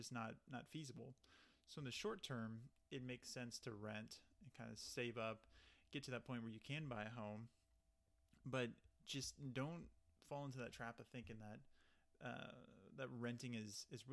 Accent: Texas, United States; moved away; I'm originally from Texas

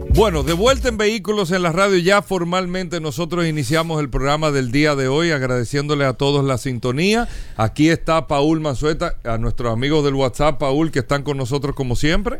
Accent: Dominican Republic; nosotros todos eh, como dominicanos

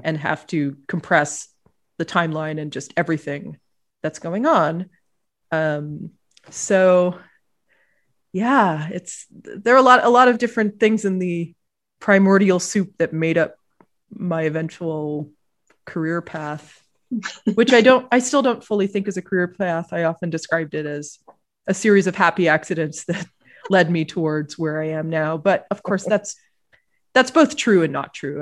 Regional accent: Ottawa, Ontario, Canada; I was growing up in Ottawa, the capital of Canada.

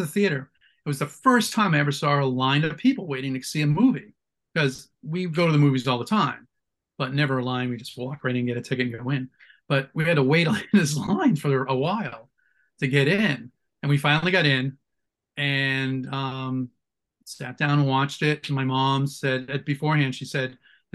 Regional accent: Boston, Massachusetts, United States; moved away; I'm from Boston originally, so Channel 56 had Creature Double Feature

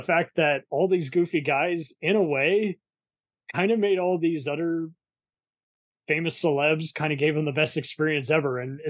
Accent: Dallas, Texas, United States; I'm from crazy Dallas, Texas.

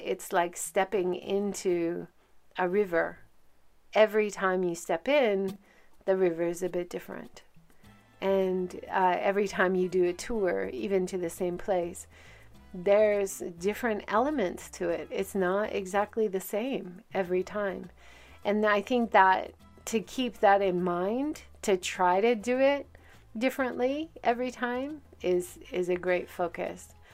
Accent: Hawaii, United States; now in Hiroshima, Japan; I grew up in Hawaii

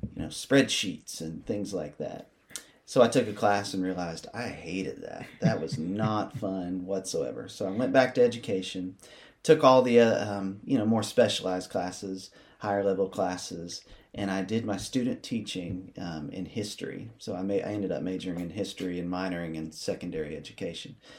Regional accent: Athens, Tennessee, United States; also born or lived in Bristol, Tennessee; far enough away to get away from the small town of Athens, about three hours, but the safety of being able to come back home and, and see my family

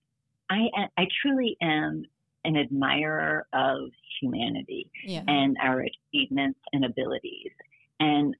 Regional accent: Detroit, Michigan, United States; now in New York City, United States; I grew up in Detroit

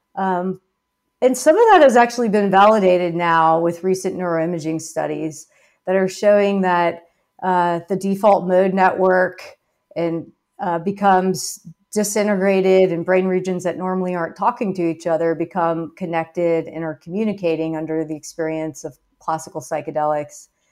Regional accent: Baton Rouge, Louisiana, United States; Louisiana, where I was growing up in Baton Rouge

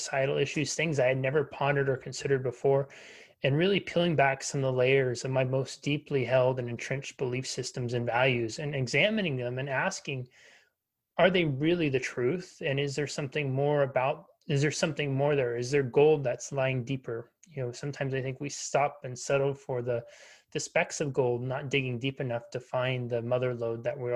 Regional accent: United States; Me growing up in the United States, blessed with, you know, having access to clean water

